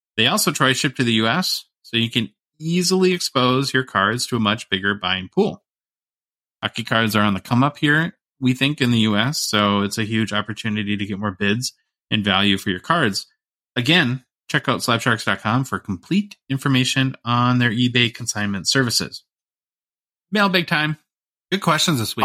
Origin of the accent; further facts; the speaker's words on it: United States; as an American